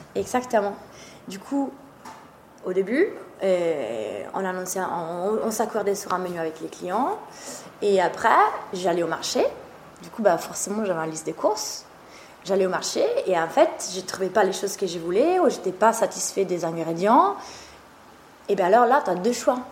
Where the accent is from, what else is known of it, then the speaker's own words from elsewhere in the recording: Trentino-Alto Adige, Italy; French is a second language; moved away; je suis italienne d'origine. Ma famille est toujours en Italie.